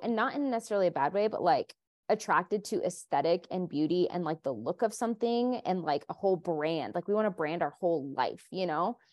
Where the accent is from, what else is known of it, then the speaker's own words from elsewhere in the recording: Colombia; moved away; I was born in Colombia, South America, my whole family is Colombian